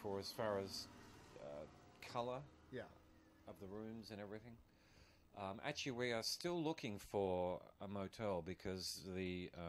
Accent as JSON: {"language": "English", "country": "Australia", "said": "I'm Australian."}